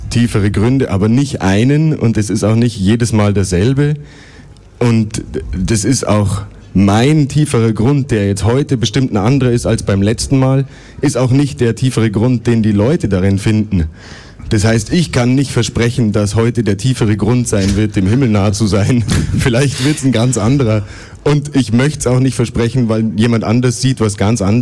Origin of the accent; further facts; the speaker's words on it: Germany; now in Switzerland; ursprünglich aus Deutschland, aber ich bin da jetzt schon 20 Jahre weg.